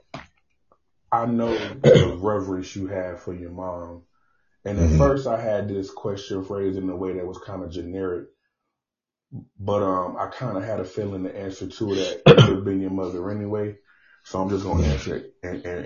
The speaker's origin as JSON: {"language": "English", "town": "Mobile", "region": "Alabama", "country": "United States", "tie": "born or raised there", "said": "growing up in Mobile, Alabama, where I'm from"}